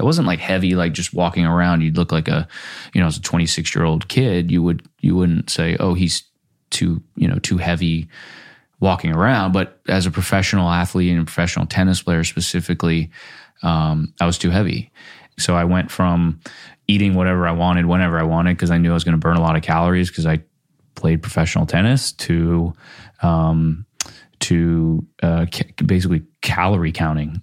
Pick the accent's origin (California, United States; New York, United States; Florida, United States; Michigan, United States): Florida, United States; moved away as an adult; also born or lived in Minnesota; now in Los Angeles, United States; grew up in Florida